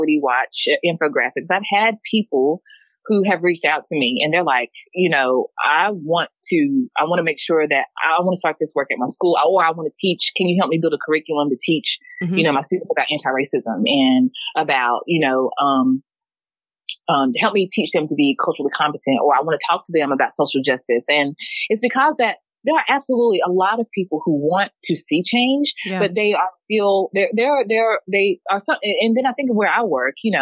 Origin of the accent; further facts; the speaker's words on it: the South, United States; I love being from the South